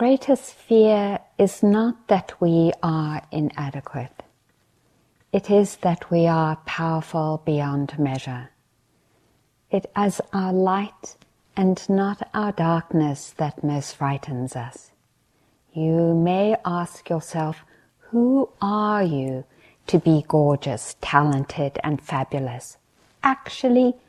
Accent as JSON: {"language": "English", "country": "South Africa", "tie": "born or raised there", "said": "growing up in South Africa"}